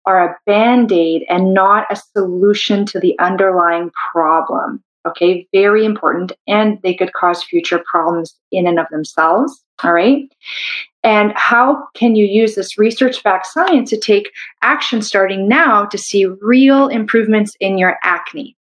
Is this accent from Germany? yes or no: no; Canada; I'm a Canadian medical doctor